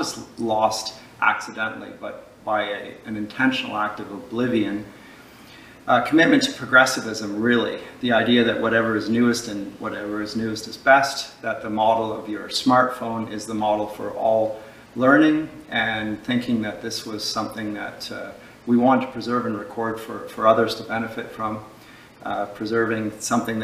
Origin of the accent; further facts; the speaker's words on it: London, Ontario, Canada; also born or lived in Dusseldorf, Germany / Durham, England; I grew up here in Canada